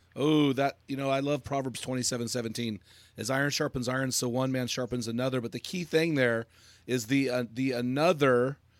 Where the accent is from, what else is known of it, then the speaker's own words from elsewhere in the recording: United States; I'm an American